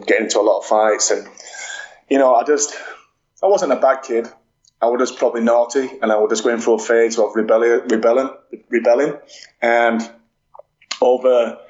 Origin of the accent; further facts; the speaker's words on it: Dewsbury, Yorkshire and the Humber, United Kingdom; I'm from a town called Dewsbury in West Yorkshire